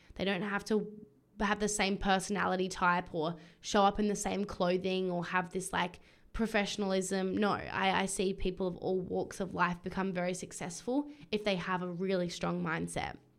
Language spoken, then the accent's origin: English; Adelaide, South Australia, Australia; now in Brisbane, Australia; I have been in Adelaide, my hometown, with my family